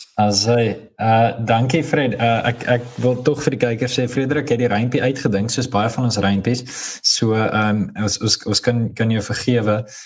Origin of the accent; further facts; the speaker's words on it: South Africa; ons as Afrikaners